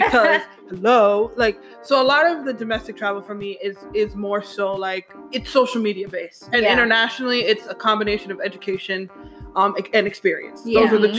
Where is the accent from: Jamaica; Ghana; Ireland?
Jamaica; because I'm from Jamaica